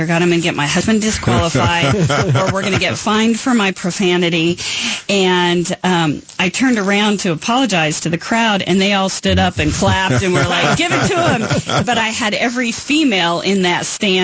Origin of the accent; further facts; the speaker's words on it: Oklahoma, United States; moved away; also born or lived in England; I grew up in Oklahoma, the daughter of a golf professional